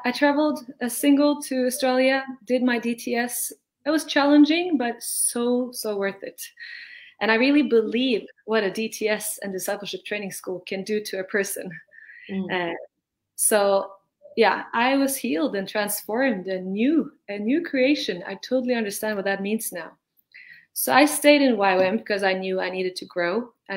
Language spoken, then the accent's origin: English; Norway; I'm from Norway